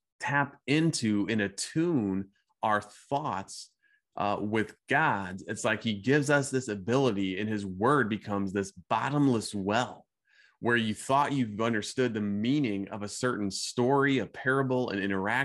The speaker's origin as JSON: {"language": "English", "region": "Midwest", "country": "United States", "tie": "born or raised there", "said": "growing up in the Midwest"}